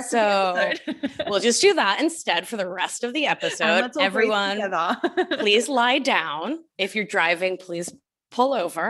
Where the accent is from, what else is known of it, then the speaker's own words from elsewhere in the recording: United States; I am not from India. I am Argentine American. This is not the work of my culture.